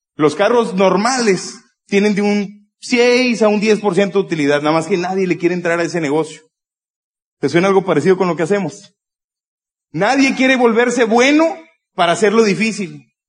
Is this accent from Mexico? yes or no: yes; Monterrey, Nuevo León, Mexico; yo soy de Monterrey